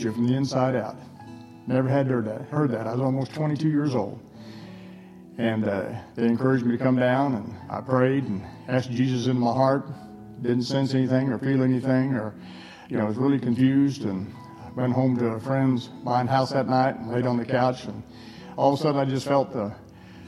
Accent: Missouri, United States; moved away; also born or lived in Utah / Texas; I was born in Missouri

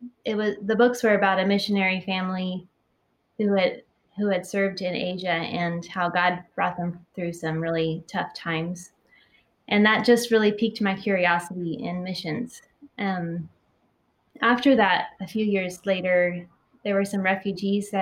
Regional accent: United States; moved away as an adult; now in Taiwan; what I grew up with in the States

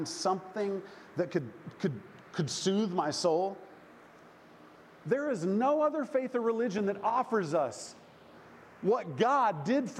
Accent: Oklahoma, United States; I grew up in the Bible Belt, good old Oklahoma

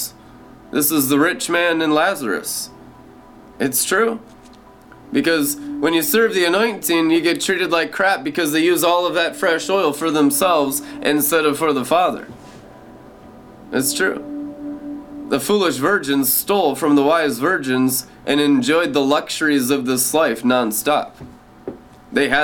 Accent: Friday Harbor, Washington, United States; I was born in Friday Harbor, San Juan Island in 1981

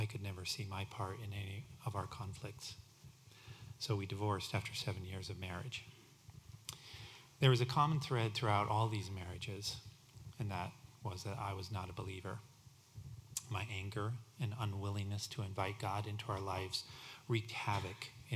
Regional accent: Denver, Colorado, United States; I was raised in the Denver, Colorado area

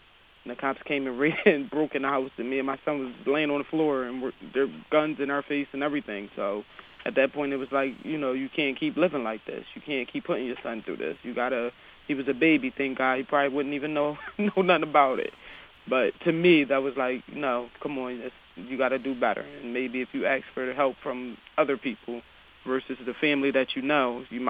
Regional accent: Harrisburg, Pennsylvania, United States; It was a struggle going to John Harris and having to walk so far to go to school

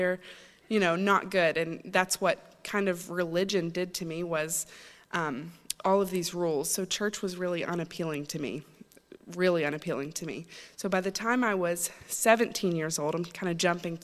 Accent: Chattanooga, Tennessee, United States; now in Maine, United States; I'm originally not from Maine. I'm from Chattanooga, Tennessee. And I grew up in a great Christian home

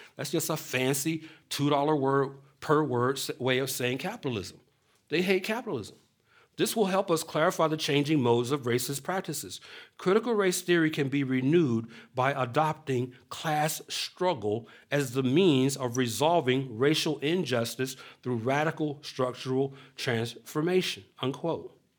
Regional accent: Atlanta, Georgia, United States; moved away as an adult; I was born and raised in Atlanta

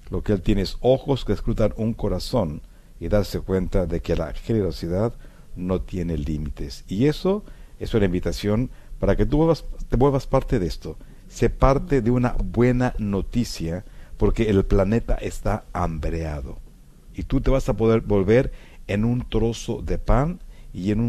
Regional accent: Mexico; moved away as an adult; now in United States; por el cual yo emigré de México a los Estados Unidos porque justamente empezábamos un programa de radio con la diócesis de Dallas.

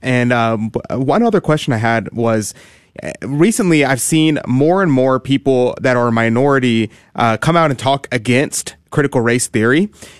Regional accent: Houston, Texas, United States; Deacon, I grew up in Houston, Texas. I'm 23 years old.

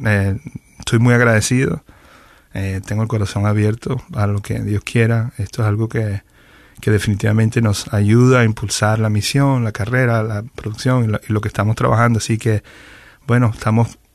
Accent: Venezuela; moved away as an adult; now in Miami, United States; soy venezolano. Eh, tengo más de 20 años ya viviendo en Miami

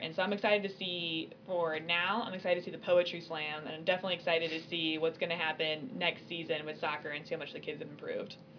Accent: Illinois, United States; I am from Illinois

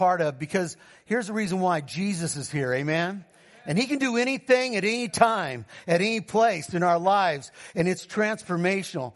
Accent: California, United States; I'm from California

